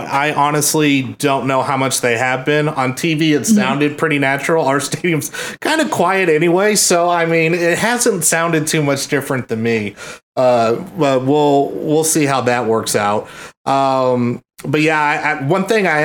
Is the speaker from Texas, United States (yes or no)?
yes; Dallas, Texas, United States; I'm from Dallas